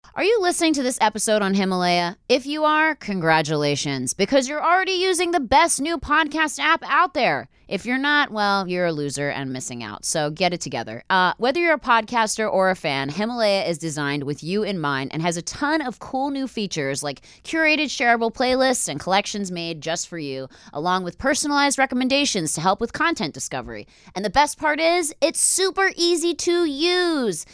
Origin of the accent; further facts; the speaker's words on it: East Coast, United States; now in Los Angeles, United States; I'm from the East Coast